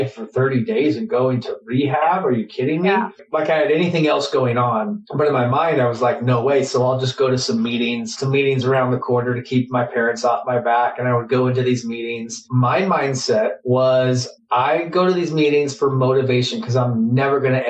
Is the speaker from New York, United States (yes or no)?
no; Phoenix, Arizona, United States; I grew up here in Phoenix, Arizona